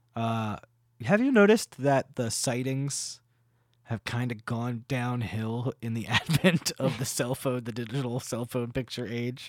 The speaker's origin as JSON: {"language": "English", "region": "New Jersey", "country": "United States", "said": "I'm from New Jersey."}